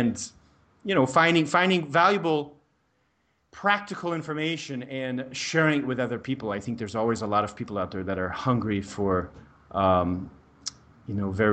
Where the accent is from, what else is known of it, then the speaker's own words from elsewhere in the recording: Denver, Colorado, United States; moved away as an adult; also born or lived in Prague, Czech Republic; now in Brazil; I'm from the US, I'm from Denver, Colorado